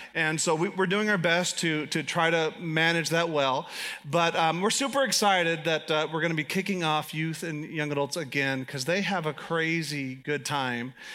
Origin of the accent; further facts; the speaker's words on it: United States; I'm American